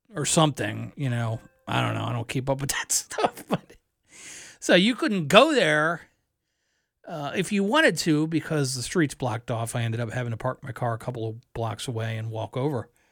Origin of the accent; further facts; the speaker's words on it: Columbia, Maryland, United States; moved away; also born or lived in Philadelphia, Pennsylvania; Family moved to Columbia, Maryland, just outside of Baltimore. I lived there until I was in my early twenties